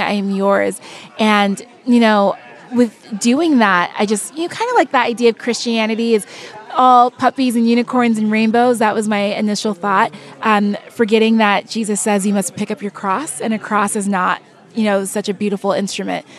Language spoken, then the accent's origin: English; California, United States; I was born and raised in California, but my parents are born and raised in, in Nigeria.